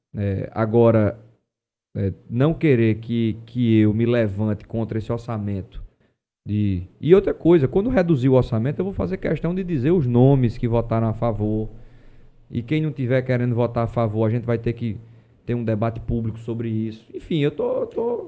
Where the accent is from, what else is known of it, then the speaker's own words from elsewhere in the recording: Paraíba, Brazil; um Estado onde eu nasci, a minha terra